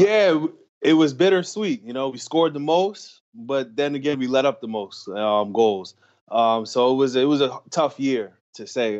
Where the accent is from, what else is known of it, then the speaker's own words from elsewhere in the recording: New York, United States; moved away; also born or lived in Los Angeles; I'm from New York